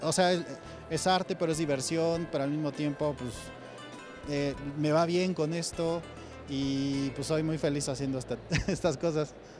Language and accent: Spanish; Mexico; mi estilo como mexicano